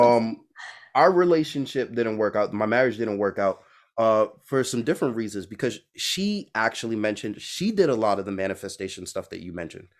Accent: New York City, New York, United States; now in Boston, United States; I'm from Brooklyn, New York, I'm in Boston

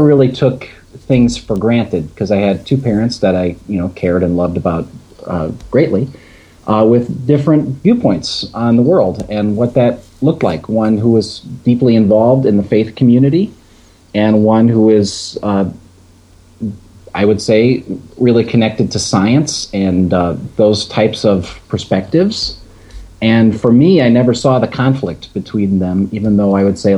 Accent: Palatine, Illinois, United States; I grew up outside of Chicago in a town called Palatine

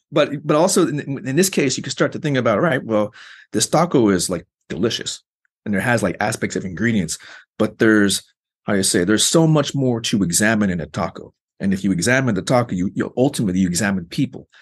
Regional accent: Arizona, United States; I grew up in Arizona, and they do a number on making you hate yourself as a Mexican

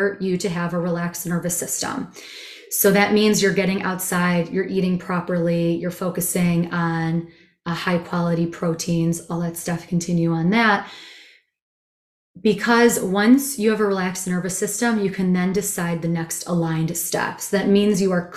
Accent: Chicago, Illinois, United States; also born or lived in Israel / India / Asia / Europe; I'm a Chicagoan.

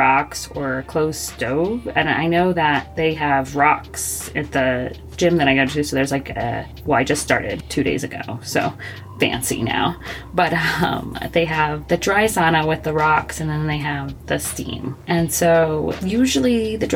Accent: Florida, United States; moved away; I grew up in Florida

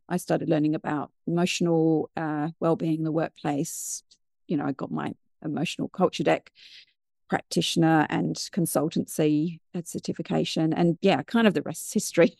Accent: United Kingdom; moved away as an adult; also born or lived in New Zealand; now in Wellington, New Zealand; I'm originally from the U K, which you can probably tell by my accent

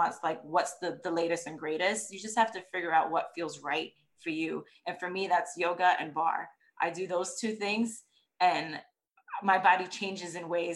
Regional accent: New York, United States; now in Texas, United States; I'm originally from New York and I used to walk everywhere because that's what you

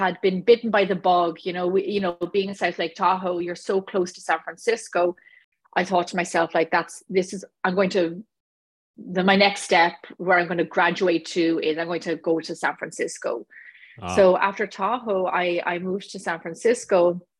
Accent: Ireland; moved away as an adult; now in Los Angeles, United States; I grew up in Ireland. I left Ireland when I was 25 years of age. I've been here now for 15 years

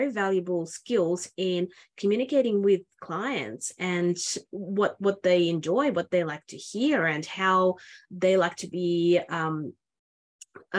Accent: Australia; I'm from Australia

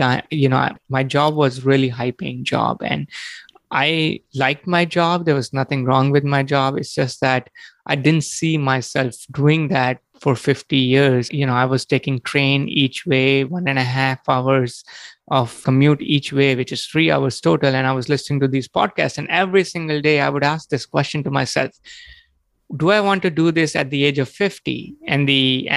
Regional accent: India; moved away as an adult; also born or lived in New York City; now in United States; I was born and brought up in India, and I came to the U.S. in 2003 to get my master's degree.

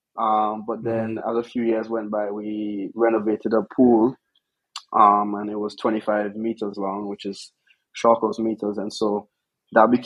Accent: St. Vincent & Grenadines; moved away as an adult; also born or lived in Stanford, United States; now in Miami, United States; I grew up on St. Vincent and the Grenadines

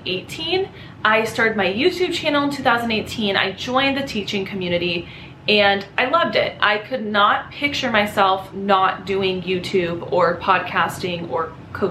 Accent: Los Angeles County, California, United States; I grew up in Los Angeles County, like an hour north of the city in a desert town.

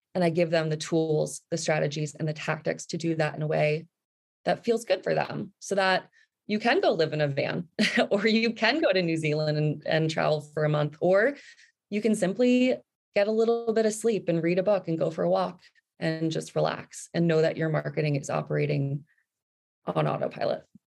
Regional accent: New Jersey, United States; moved away as an adult; also born or lived in New York City / Vancouver Island; I grew up in New Jersey

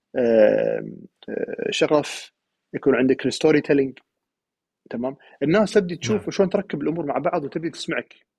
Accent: Kuwait; انا القائد ككويتي برا

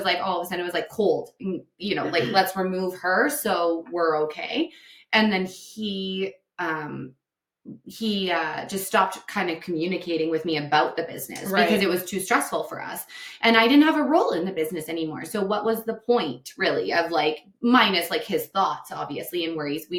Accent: Delburne, Alberta, Canada; also born or lived in Red Deer; growing up in Delburn

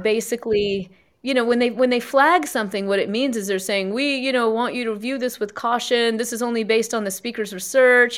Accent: South Carolina, United States; I was born and raised in South Carolina in, you know, an East Indian Jan family.

